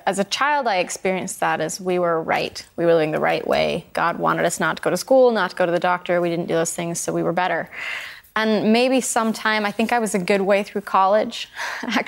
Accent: Idaho, United States; moved away; When I go home to Idaho

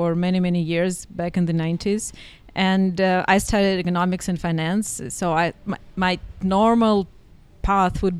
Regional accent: Saint Petersburg, Russia; moved away as an adult; also born or lived in Dubai / Cairo / Beijing; now in Bansko, Bulgaria; I'm from St. Petersburg in Russia.

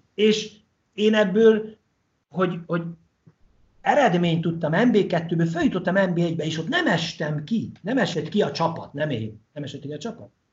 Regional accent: Hungary; magyarok vagyunk

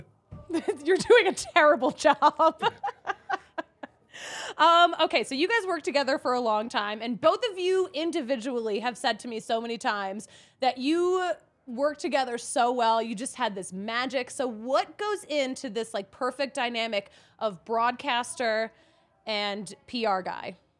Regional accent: Philadelphia area, Pennsylvania, United States; now in Colorado, United States; I'm from Philly or the Philly area

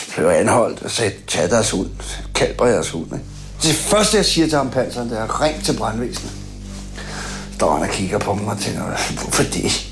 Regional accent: Copenhagen, Capital Region of Denmark, Denmark; Jeg kommer fra Christiania. Jeg boede derude i 20 år

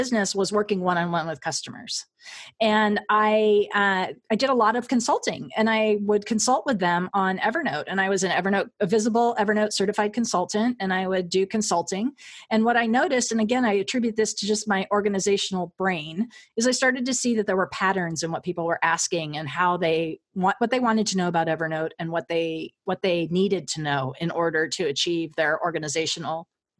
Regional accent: Southern California, United States; I grew up in Southern California

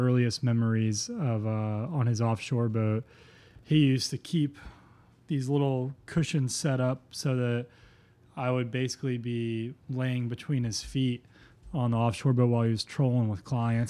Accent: Florida, United States; Yeah, man. It was super incredible. We live on a 2x4 mile island, so if you don't have access to the water

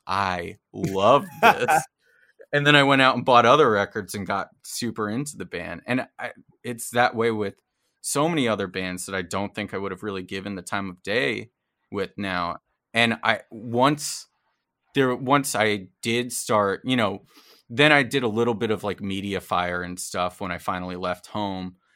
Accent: New Jersey, United States; moved away; I grew up in New Jersey

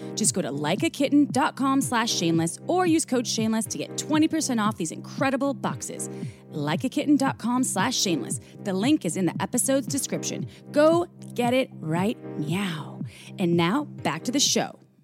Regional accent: Midwest, United States; I grew up in the Midwest

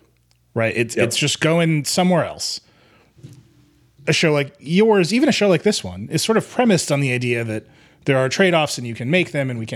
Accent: Wisconsin, United States; the senator from my home state

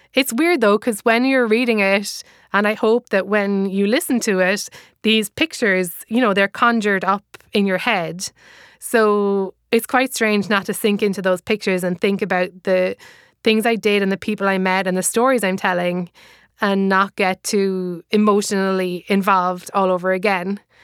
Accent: Ireland; accent: Irish; moved away as an adult; now in United States; I am Irish, as you can probably hear from my accent

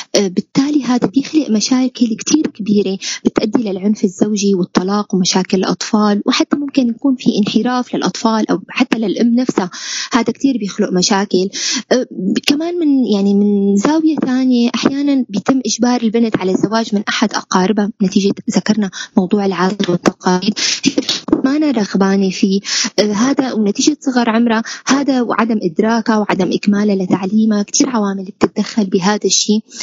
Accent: Syria; نحن كسوريين

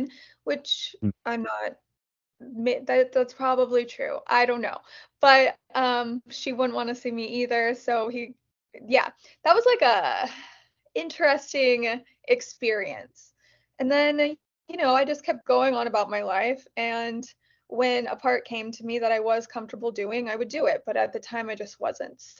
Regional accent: Kansas, United States; moved away as an adult; now in Los Angeles, United States; I was from Kansas

